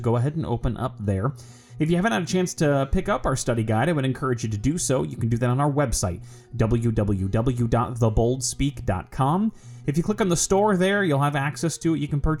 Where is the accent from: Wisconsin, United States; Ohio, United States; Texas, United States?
Ohio, United States; Cincinnati; I'm now back in my hometown of Cincinnati